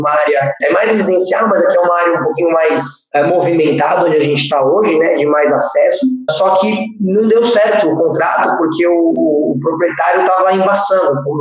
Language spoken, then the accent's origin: Portuguese; São Paulo, Brazil; eu sou da Zona